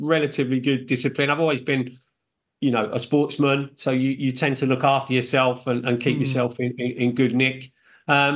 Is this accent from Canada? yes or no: no; United Kingdom; I'm British, but of Irish descent.